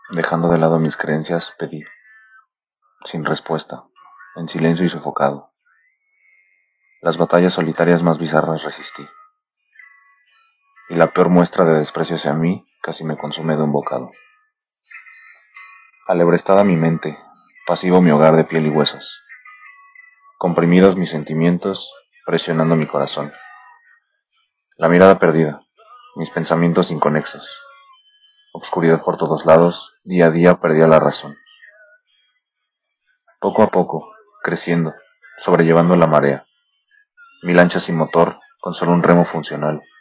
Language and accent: Spanish; Mexico; eh, soy mexicano